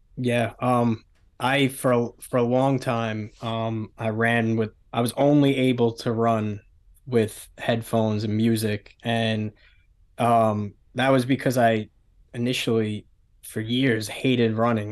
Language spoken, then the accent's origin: English; New York City, New York, United States; I grew up in Staten Island, um, Staten Island, New York, small island, one of the five boroughs of the city.